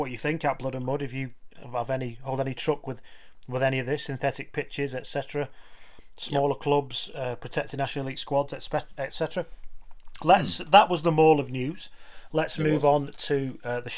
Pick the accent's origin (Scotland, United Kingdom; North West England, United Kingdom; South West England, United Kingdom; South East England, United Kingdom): North West England, United Kingdom; near Wigan; I'm from near there. I grew up near Wigan.